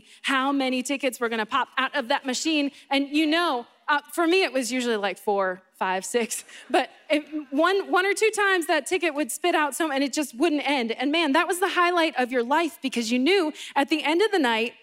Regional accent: Boston, Massachusetts, United States; I grew up in Boston and not in Florida

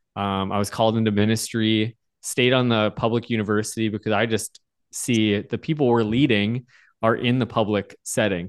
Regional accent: Bismarck, North Dakota, United States; now in Fargo, United States; I grew up at Evangel in Bismarck, North Dakota.

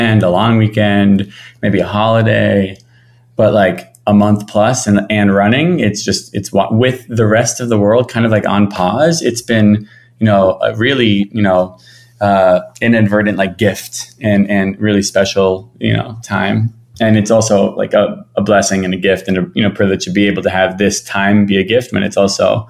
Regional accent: Miami Beach, Florida, United States; moved away as an adult; I'm from Miami Beach, Florida, born and raised.

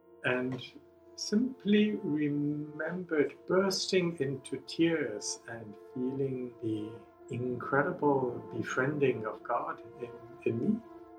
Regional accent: Singapore; So I grew up in Singapore to English educated parents.

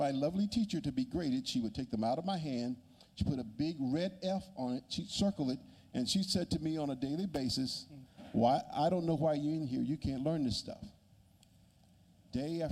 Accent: Magee, Mississippi, United States; also born or lived in Mendenhall, Mississippi; I grew up in McGee, Mississippi, which is about 40 miles south of Jackson.

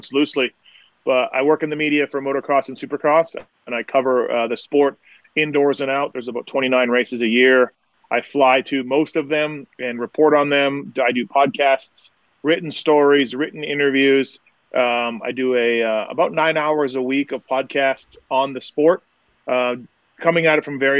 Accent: Manitoba, Canada; I'm from Canada. Grew up there, right in Manitoba, which is in the center of Canada

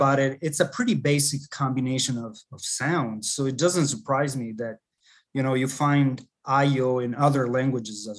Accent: La Paz, Bolivia; also born or lived in Tübingen, Germany / Florida, United States; now in United States; I grew up in La Paz

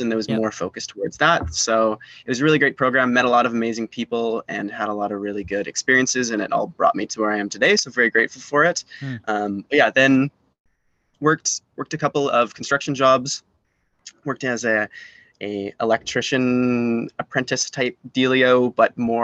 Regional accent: Salt Spring Island, British Columbia, Canada; now in Victoria, Canada; I grew up over on Salt Spring Island, was a born and raised Islander over there

